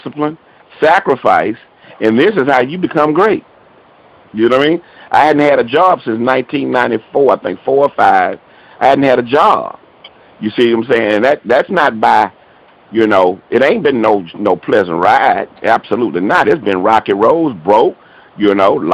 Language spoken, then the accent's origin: English; Houston, Texas, United States; also born or lived in Baton Rouge, Louisiana; I'm originally from Baton Rouge, Louisiana. And we moved here to Houston, man, and I pretty much grew up here, played ball out of Nimitz High School